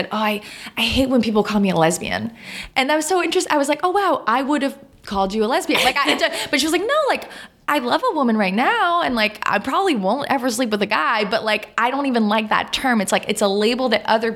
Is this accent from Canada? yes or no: yes; Canada; I'm French Canadian